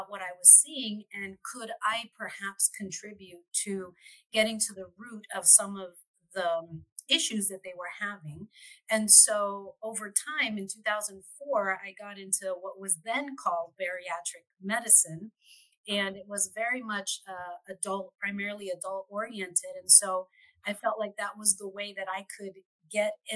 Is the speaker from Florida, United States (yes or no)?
yes; Florida, United States; also born or lived in California; I came out back from California into Florida, which is my hometown, my home state